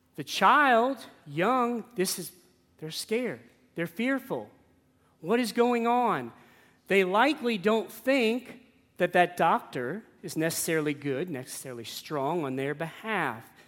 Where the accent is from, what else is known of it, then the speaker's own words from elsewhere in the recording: New Orleans, Louisiana, United States; I grew up in New Orleans.